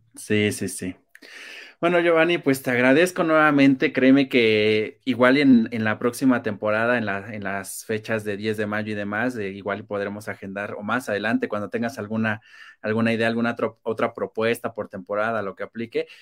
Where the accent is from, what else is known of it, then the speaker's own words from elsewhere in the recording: Mexico; como buenos mexicanos